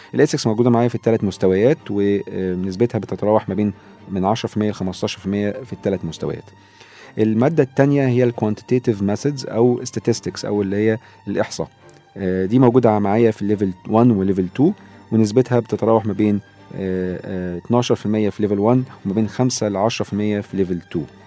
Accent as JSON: {"language": "Arabic", "country": "Egypt", "said": "عندنا في مصر"}